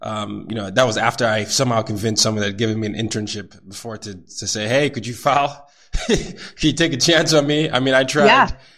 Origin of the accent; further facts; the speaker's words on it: Nigeria; moved away as an adult; now in New York City, United States; Like you have a job in America, so that's a good thing considered as a Nigerian here.